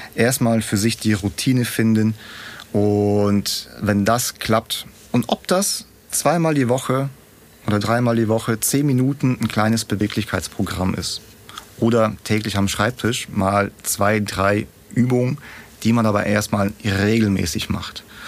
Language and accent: German; Kazakhstan; now in Germany; ich bin ja nicht in Deutschland aufgewachsen, sondern äh, in Kasachstan, irgendwo in der Steppe